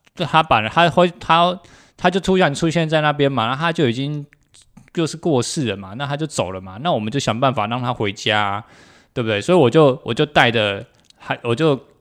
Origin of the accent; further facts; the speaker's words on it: Taiwan; 我们台湾人